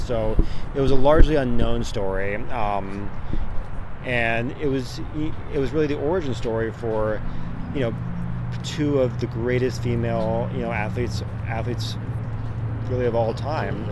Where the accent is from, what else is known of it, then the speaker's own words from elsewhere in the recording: Annapolis, Maryland, United States; moved away as an adult; now in Los Angeles, United States; I'm originally from Annapolis, Maryland, with my with my brother Trevor. He grew up there as well